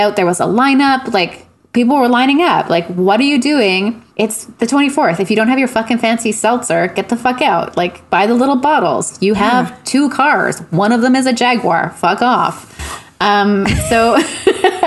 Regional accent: Montreal, Quebec, Canada; moved away as an adult; now in Vancouver, Canada; I'm from Montreal and the surrounding area. But I've been out here for like 20 years.

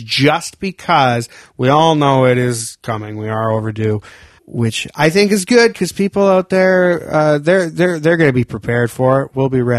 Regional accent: Vancouver Island, British Columbia, Canada; moved away; I am from Vancouver Island.

